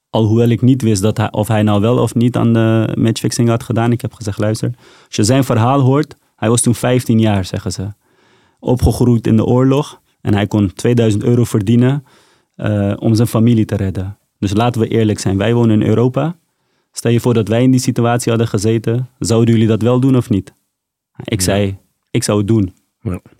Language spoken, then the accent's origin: Dutch; Afghanistan; now in Netherlands; En ik zei meteen, ik kom uit Afghanistan. Maar waar uit Afghanistan? Ik zei, dat is niet belangrijk. Ik kom uit Afghanistan.